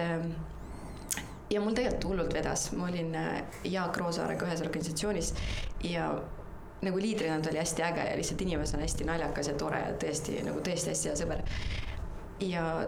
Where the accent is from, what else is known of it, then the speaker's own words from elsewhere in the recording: Ida-Viru County, Estonia; ma olen Ida-Virumaalt pärit